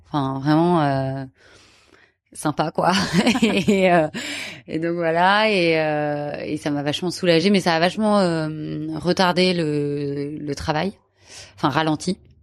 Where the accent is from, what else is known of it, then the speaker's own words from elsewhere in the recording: Paris, Île-de-France, France; je suis parisienne